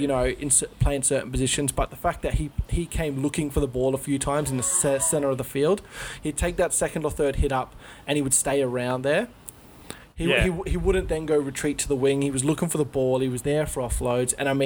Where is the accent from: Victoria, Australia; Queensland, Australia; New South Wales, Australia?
New South Wales, Australia; Sydney; we're obviously from out west.